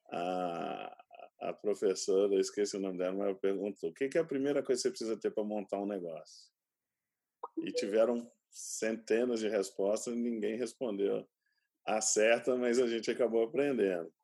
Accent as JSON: {"language": "Portuguese", "town": "São José dos Campos", "region": "São Paulo", "country": "Brazil", "tie": "born there", "said": "Meu pai ele ele era um cientista empreendedor, ele trabalhava no INPE, eu nasci em São José dos Campos."}